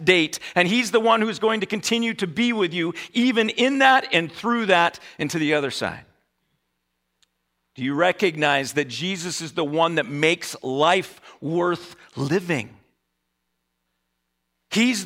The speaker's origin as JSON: {"language": "English", "country": "United States", "said": "as American Christians"}